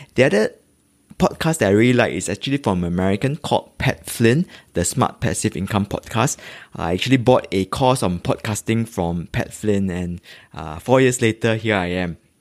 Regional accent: Singapore; I'm a Singaporean living in the east of Singapore. If you really must know, uh, it's actually in Tampines

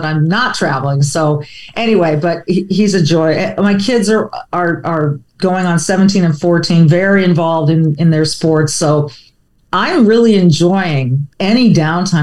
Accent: near Hollywood, Southern California, United States; I grew up near Hollywood, you know, in Southern California

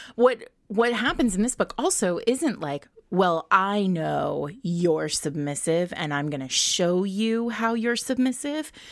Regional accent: Rhode Island, United States; I grew up in Rhode Island.

